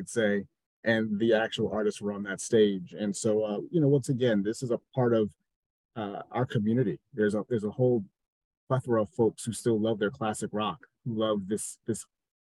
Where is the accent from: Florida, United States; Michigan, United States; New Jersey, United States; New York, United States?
New Jersey, United States; growing up in New Jersey, we had 106.7 Light